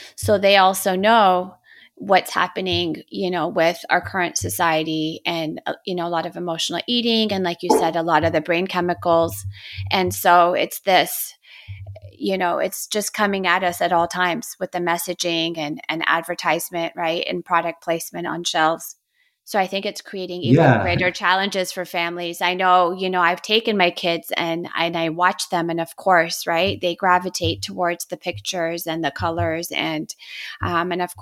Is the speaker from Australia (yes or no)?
no; Toronto, Ontario, Canada; now in United States; I grew up in Toronto, Canada, and moving to the United States